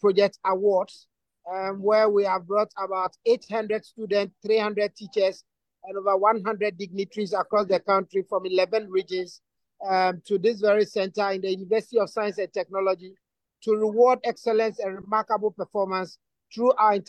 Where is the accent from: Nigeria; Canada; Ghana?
Ghana; as a Ghanaian